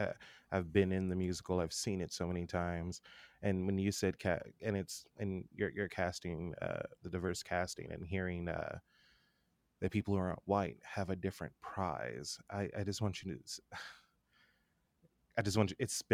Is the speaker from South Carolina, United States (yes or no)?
no; California, United States; I have to reveal that I'm actually from California.